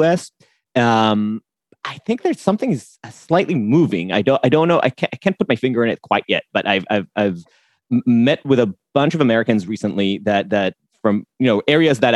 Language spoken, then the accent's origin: English; Jerusalem, Jerusalem District, Israel; now in New York, United States; I was born in New York. My parents met at NYU and I was born here. But my mom is Israeli and they separated at a pretty young age. I grew up with her and my grandparents in a lovely neighborhood in Jerusalem